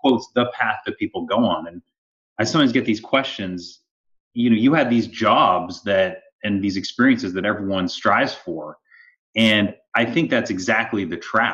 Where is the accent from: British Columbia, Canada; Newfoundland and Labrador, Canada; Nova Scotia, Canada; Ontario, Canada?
Ontario, Canada; Toronto; moved away as an adult; also born or lived in Stanford, California; I grew up in Canada